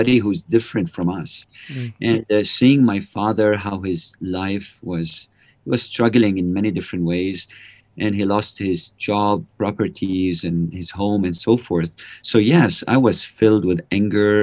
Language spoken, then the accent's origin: English; Lebanon; also born or lived in Prague, Czech Republic; I'm from Lebanon. I was born in 1975, and that was the time when the civil war started in Lebanon